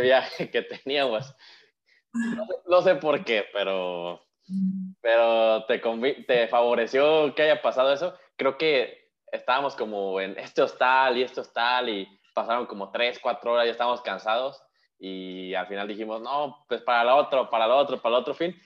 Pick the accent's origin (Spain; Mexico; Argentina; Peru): Mexico; como mexicanos o como latinoamericanos